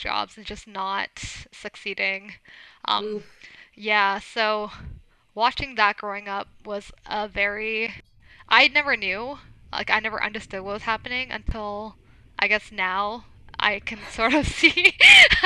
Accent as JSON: {"language": "English", "country": "Canada", "tie": "born or raised there", "said": "I was born in Canada. My parents came from Sri Lanka"}